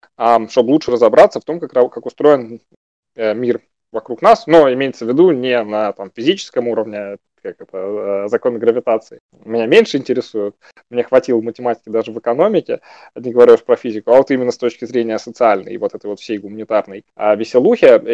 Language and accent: Russian; Moscow, Russia; родился в 5.40 в 27-м Коптевском роддоме 2 декабря